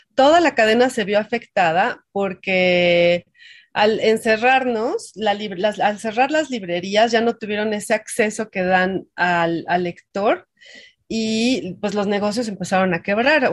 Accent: Mexico; somos muchísimos mexicanos

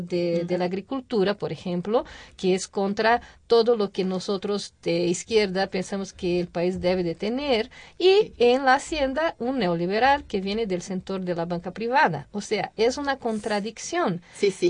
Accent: Brazil; Spanish is a second language; now in Mexico; como brasileña

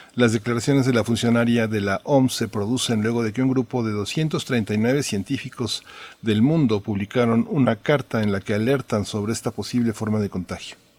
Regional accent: Mexico; Esos somos también los mexicanos

